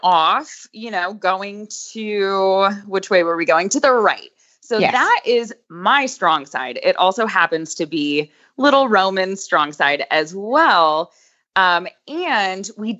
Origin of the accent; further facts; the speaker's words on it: Boca Raton, Florida, United States; moved away as an adult; now in Lexington, United States; I'm originally from South Florida, Boca Raton